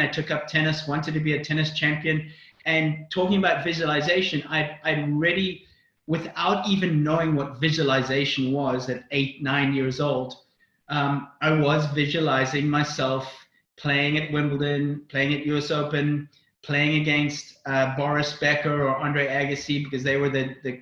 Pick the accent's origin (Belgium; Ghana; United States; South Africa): South Africa; also born or lived in Northern Ireland; I was born in Northern Ireland. I lived there until I was 6, and then we immigrated to South Africa